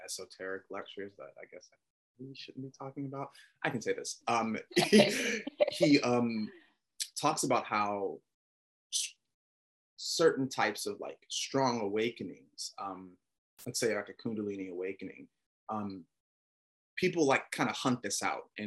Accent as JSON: {"language": "English", "town": "Atlanta", "region": "Georgia", "country": "United States", "also_born_or_lived": "Texas", "moved": "yes", "said": "I'm from Atlanta"}